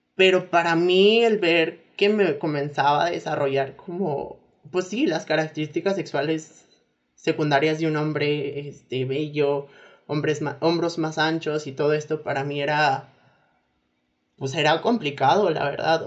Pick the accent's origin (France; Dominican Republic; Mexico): Mexico; also born or lived in Saltillo, Coahuila; soy mexicana, como ya lo escucharon.